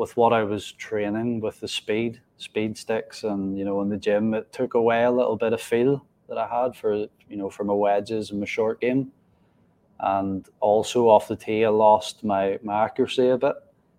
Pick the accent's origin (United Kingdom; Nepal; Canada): United Kingdom; Northern Ireland; growing up in Northern Ireland